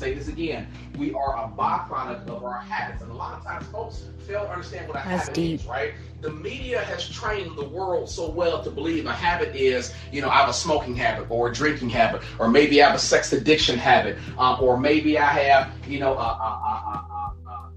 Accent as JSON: {"language": "English", "town": "Gary", "region": "Indiana", "country": "United States", "tie": "born or raised there", "said": "I grew up poor in Gary, Indiana"}